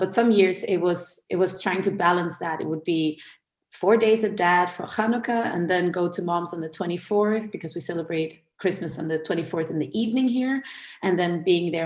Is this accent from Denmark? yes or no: yes; Denmark; I am born and raised in Denmark in a Danish Jewish household